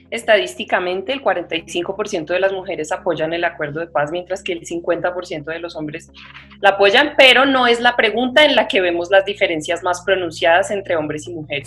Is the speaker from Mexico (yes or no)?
no; Colombia; como investigadora y como mujer colombiana